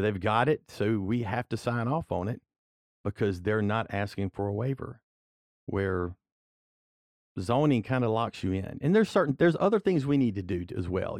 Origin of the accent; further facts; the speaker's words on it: Walker, Louisiana, United States; I'm from Walker, I represent District Seven, which is the Walker area